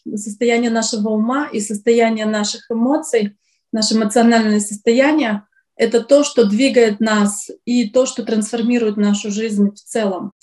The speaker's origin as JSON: {"language": "Russian", "town": "Syktyvkar", "region": "Komi Republic", "country": "Russia", "tie": "born or raised there", "moved": "yes", "lives_now": "New York, United States", "said": "Я из России, из города Сыктывкар, это Республика Коми, север России"}